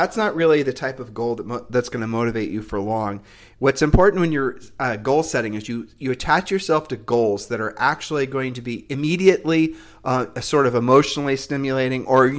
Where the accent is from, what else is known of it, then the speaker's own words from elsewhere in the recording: Ohio, United States; We're from Ohio, so... I mean, you know, God bless Ohioans because we are ultimately Ohioans, you know, because that's where we're from.